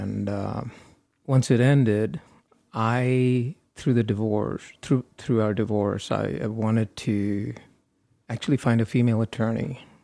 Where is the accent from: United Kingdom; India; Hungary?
India; moved away as an adult; now in United States; I grew up in India for the first twenty-one years. Then I came to the U S